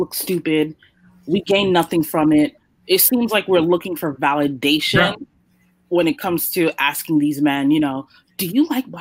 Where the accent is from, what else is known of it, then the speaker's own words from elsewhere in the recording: New York, United States; growing up in New York